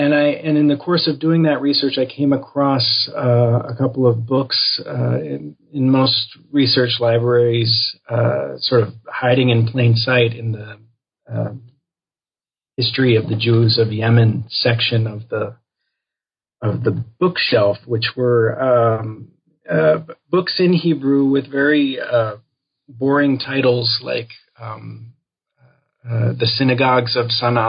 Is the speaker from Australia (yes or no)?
no; Chicago, Illinois, United States; I am from the Chicago area, and when I was in college at Vassar College in the Hudson Valley, I became interested in Jewish studies